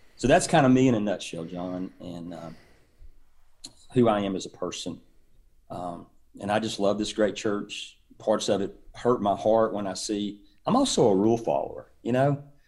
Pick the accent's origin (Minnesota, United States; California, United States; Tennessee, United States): Tennessee, United States; East; moved away as an adult; now in Auburn, United States; I grew up in East, East Tennessee